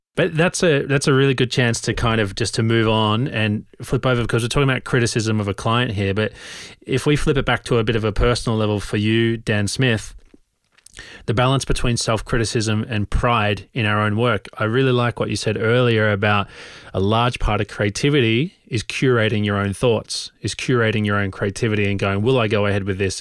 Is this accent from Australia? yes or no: yes; Australia; also born or lived in London; now in Oslo, Norway; I grew up in Australia